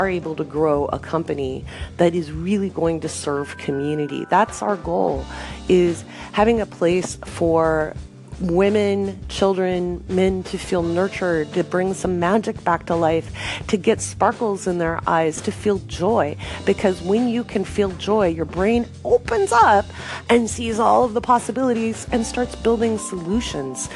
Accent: Oregon, United States; moved away as an adult; also born or lived in England / West Africa / Bahrain; I grew up in Oregon

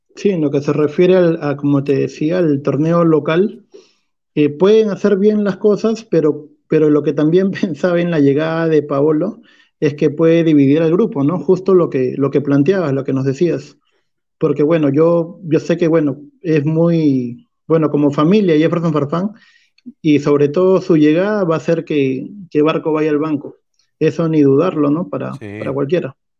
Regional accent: Peru; como peruanos

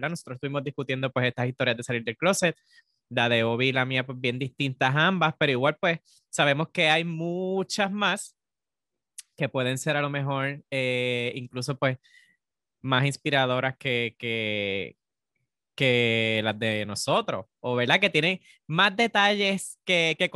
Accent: Puerto Rico; nuestra primera palabra boricua del podcast.

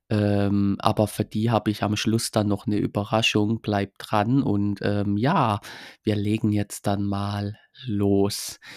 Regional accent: Baden-Württemberg, Germany; ich komme aus Baden-Württemberg, ich habe da jetzt etwas mehr Glück.

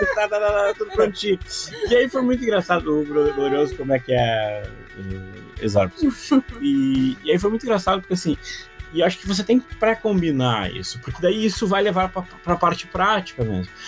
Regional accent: Brazil; eu sou brasileiro

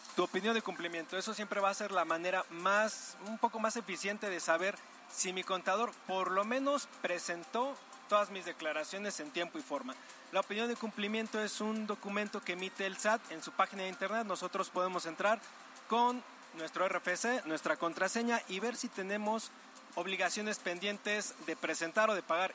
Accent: Mexico; nuestra obligación como mexicanos

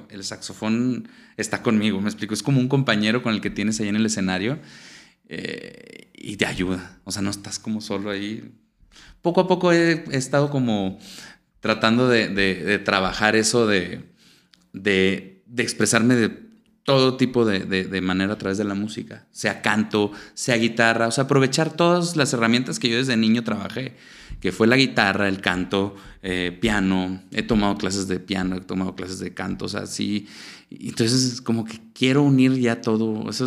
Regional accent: Venezuela; me siento venezolano, cocino arepas, hay mucha comida, toda la gastronomía venezolana. Es como recordar esa, infancia que, tan padre que tuve allá y que la pasé allá

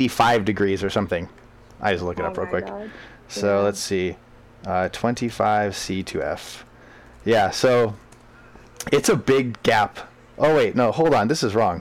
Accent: United States; I'm from America, so I grew up drinking

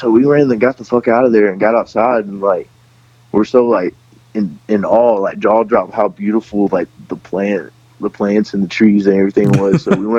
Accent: Houston, Texas, United States; also born or lived in Shreveport; Nah, I was born in Shreveport, and I kind of just bounced around. We moved a lot growing up. And we just ended up in Houston at the end of it.

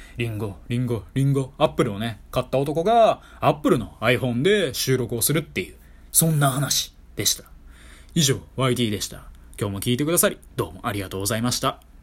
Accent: Kyoto, Japan; 地元京都で滋賀県が隣接している私

